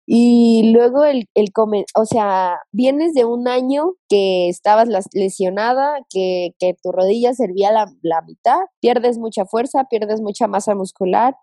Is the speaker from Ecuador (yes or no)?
no; Veracruz, Mexico; en Veracruz, de donde soy